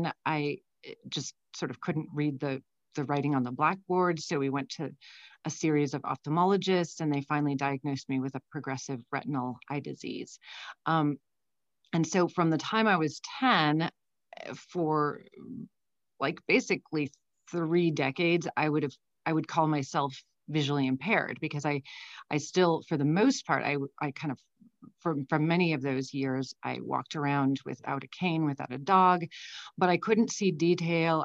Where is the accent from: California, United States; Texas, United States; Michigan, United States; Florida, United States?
California, United States; San Francisco; also born or lived in Brussels, Belgium; I grew up in San Francisco. So from the time I was like 3 and a half until I went to college, I was in San Francisco